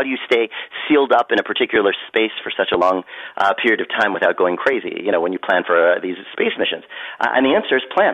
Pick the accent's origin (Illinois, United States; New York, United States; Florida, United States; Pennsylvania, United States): Pennsylvania, United States; Philadelphia; I grew up in part of Philadelphia, then I left, was in the suburbs for part of it, but I'm proudly Philadelphian.